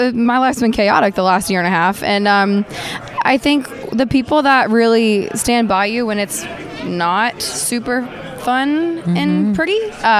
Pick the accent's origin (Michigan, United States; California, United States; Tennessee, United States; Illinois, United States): Tennessee, United States; Knoxville; I'm from Knoxville.